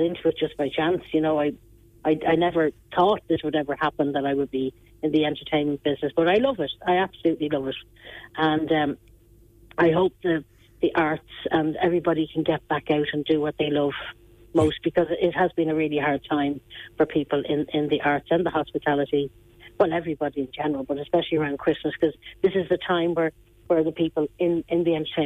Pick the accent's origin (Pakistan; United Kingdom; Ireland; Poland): Ireland; I grew up in Otala village. It was a lovely, quiet little village